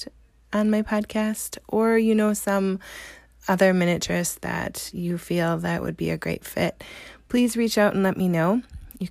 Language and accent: English; Wisconsin, United States; I'm from Wisconsin, so that's where I'm calling in from.